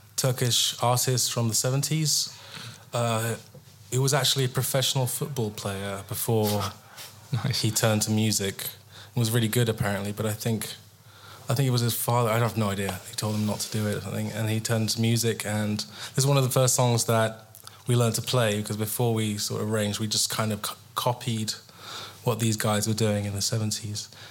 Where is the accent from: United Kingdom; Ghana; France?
United Kingdom; England; I'm English